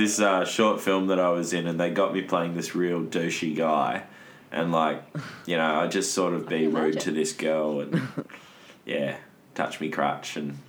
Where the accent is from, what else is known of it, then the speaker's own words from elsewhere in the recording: Perth, Western Australia, Australia; I am from Perth.